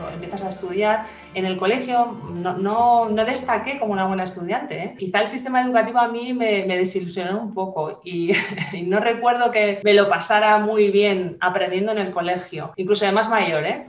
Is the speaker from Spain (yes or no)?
yes; Spain; los españoles, bueno, tenemos una forma de hablar eh, determinada por nuestra, por nuestra cultura